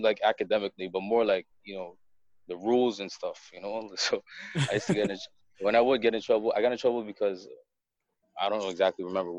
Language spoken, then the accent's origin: English; Montreal, Quebec, Canada; Me, born and raised. Born and raised. Mm-hmm. I was born in St. Mary's Hospital.